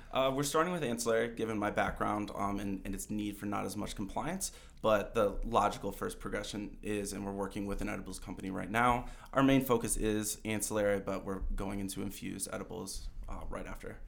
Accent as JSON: {"language": "English", "region": "Michigan", "country": "United States", "tie": "born or raised there", "moved": "as an adult", "lives_now": "Colorado, United States", "said": "I grew up in Michigan my whole life"}